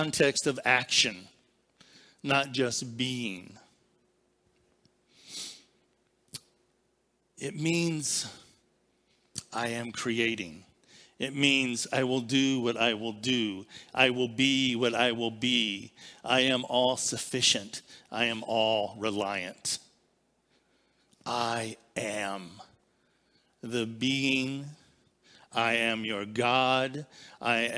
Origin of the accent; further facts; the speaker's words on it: Barberton, Ohio, United States; I was born in Barberton Citizens Hospital